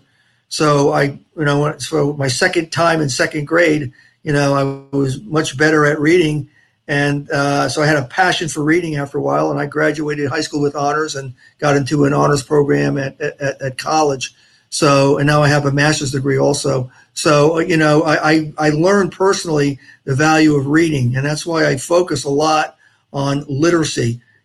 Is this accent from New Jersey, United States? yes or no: yes; New Jersey, United States; also born or lived in Port St. Lucie area, Florida; now in Florida, United States; I'm from New Jersey originally. I'm a Jersey Shore boy.